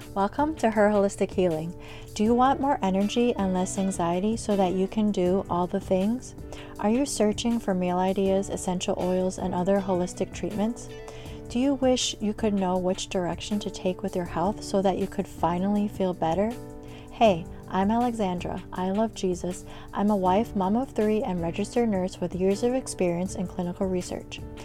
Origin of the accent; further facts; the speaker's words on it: Chicago, Illinois, United States; moved away as an adult; now in Florida, United States; I grew up in Chicago. I lived in Chicago most of my life where it's cold